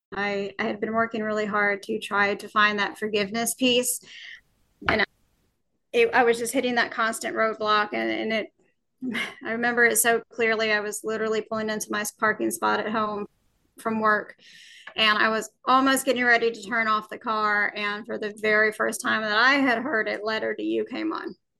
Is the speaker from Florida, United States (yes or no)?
no; Alabama, United States; I was born and raised in Alabama